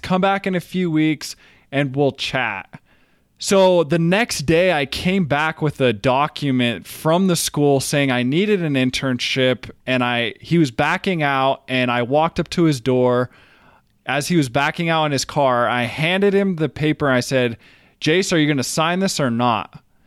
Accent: Brigham City, Utah, United States; also born or lived in Brazil; I grew up in Brigham City, Utah

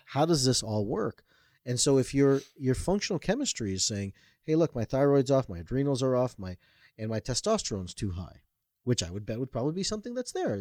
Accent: Toronto, Ontario, Canada; I was born and raised in Toronto, Canada.

